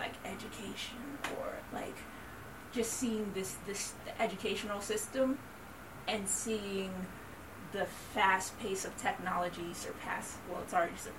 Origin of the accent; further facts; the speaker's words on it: Detroit, Michigan, United States; moved away; We're originally from Detroit, Michigan. But my family, we moved to New York City after having performed all over the state of Michigan for many years.